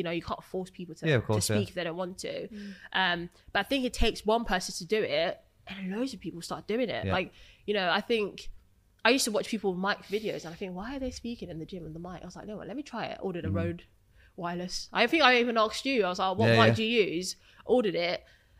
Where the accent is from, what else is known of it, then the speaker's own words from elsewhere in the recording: Essex, East of England, United Kingdom; I'm from Essex.